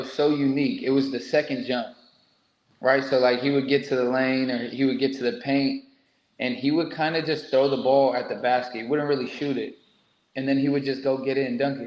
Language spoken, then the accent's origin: English; United States; being an American coming over